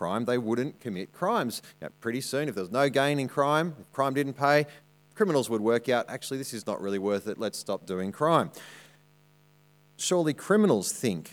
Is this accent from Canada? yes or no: no; Armidale, New South Wales, Australia; moved away; I grew up in Armidale